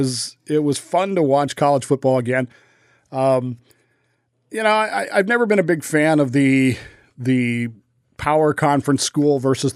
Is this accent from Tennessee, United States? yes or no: no; Utah, United States; You know, I enjoy watching my hometown Weber State play in that.